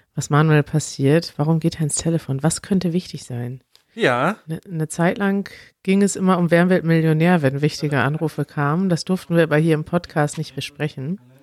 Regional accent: Germany; als Deutsche

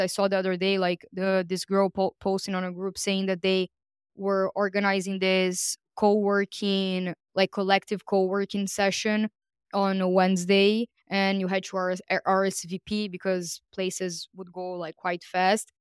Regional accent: Brazil; moved away; I'm from Brazil

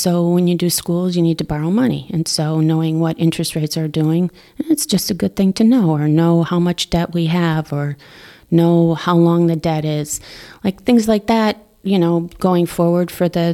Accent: Wisconsin, United States; now in Darien, United States; I grew up in Wisconsin and went to University of Wisconsin

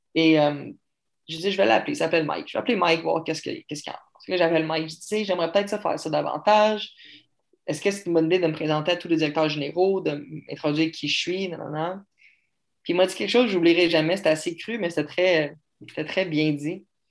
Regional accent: Canada; T'es Canadien? Je dis oui.

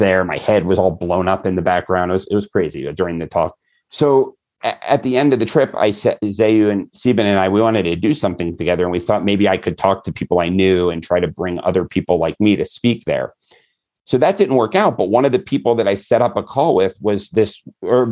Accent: United States; I'm an American

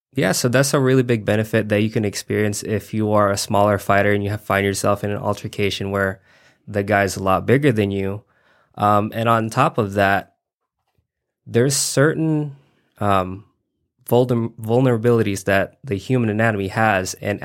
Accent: Reno, Nevada, United States; I'm from Reno, Nevada.

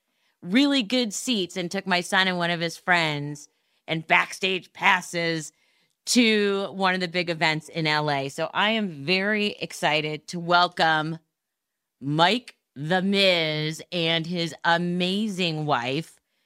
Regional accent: Montreal, Quebec, Canada; And I am from Montreal.

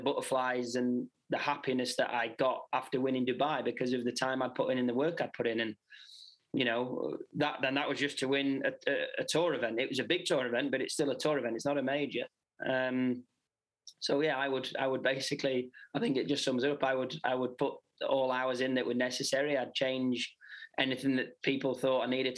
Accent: United Kingdom; obviously being British

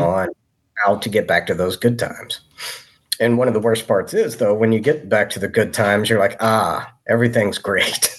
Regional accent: Maysville, Kentucky, United States; moved away as an adult; Maysville, Kentucky, my hometown.

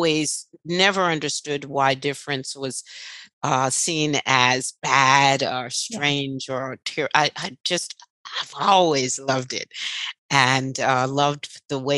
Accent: New York City, New York, United States

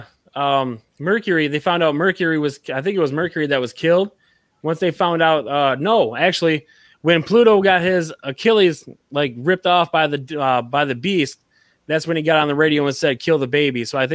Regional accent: Texas, United States; I am from Texas.

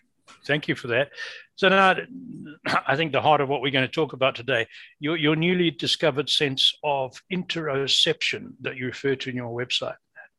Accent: Zimbabwe; also born or lived in England; now in North America; You can hear from my accent, I'm not a native North American. I was born in England, brought up in the British school system in Rhodesia, of all places, a colony, if you like.

